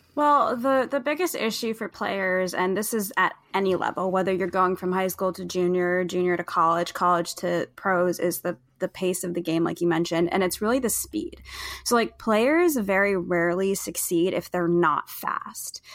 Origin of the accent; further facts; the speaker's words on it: New Jersey, United States; moved away as an adult; also born or lived in Boston; I grew up mostly in New Jersey